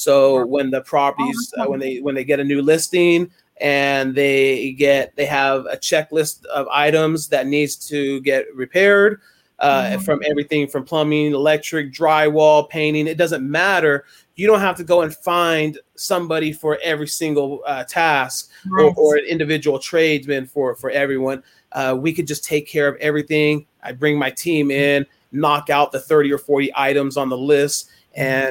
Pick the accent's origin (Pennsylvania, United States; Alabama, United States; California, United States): California, United States; Bay Area; now in Brentwood area, United States; growing up in the Bay Area, it's so much different. When I moved out this way